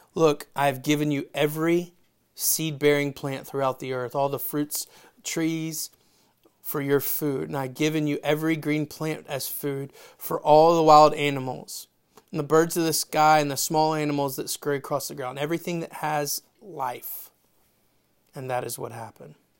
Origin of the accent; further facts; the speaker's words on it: Memphis, Tennessee, United States; I'm from Memphis